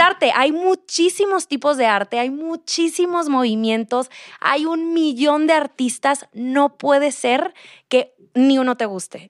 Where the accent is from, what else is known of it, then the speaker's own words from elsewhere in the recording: Monterrey, Nuevo León, Mexico; moved away as an adult; now in Mexico City, Mexico; soy de Monterrey y me vine a vivir a Ciudad de México como hace un año y medio